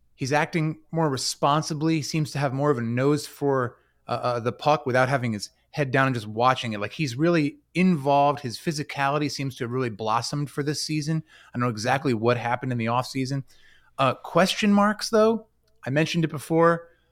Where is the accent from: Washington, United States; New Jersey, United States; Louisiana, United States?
New Jersey, United States; I come in peace as a Jersey guy.